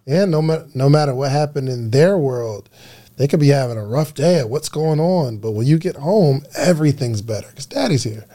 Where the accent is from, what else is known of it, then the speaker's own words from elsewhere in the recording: New Jersey, United States; accent: New Jersey; now in Atlanta, United States; I felt so comfortable being at home in New Jersey, growing up in New Jersey